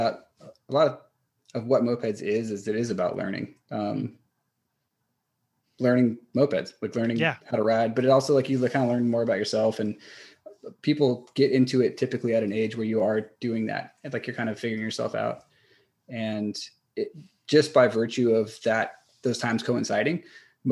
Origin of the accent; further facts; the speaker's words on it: California, United States; also born or lived in Los Angeles / San Francisco / San Diego / Austin; I'm here from California